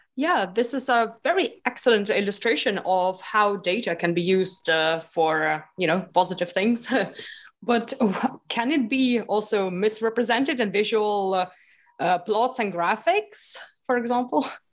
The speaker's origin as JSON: {"language": "English", "country": "Lithuania", "tie": "born or raised there", "said": "I grew up in Lithuania, okay. which is on the east part of uh, the Europe."}